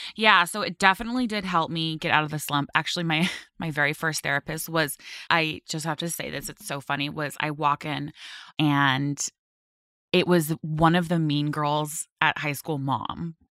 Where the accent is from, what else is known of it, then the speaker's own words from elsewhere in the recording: Westlake Village, California, United States; moved away as an adult; also born or lived in Manhattan, New York; now in New Jersey, United States; I grew up in Westlake Village area